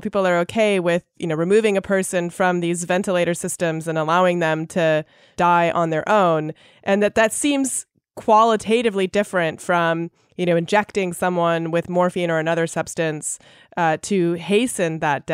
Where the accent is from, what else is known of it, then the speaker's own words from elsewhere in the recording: Canada; I grew up in Canada